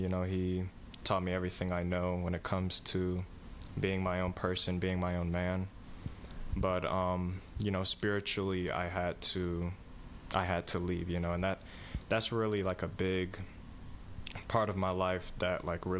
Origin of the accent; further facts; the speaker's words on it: Atlanta, Georgia, United States; also born or lived in Ocean City, New Jersey; I'm from Atlanta, Georgia.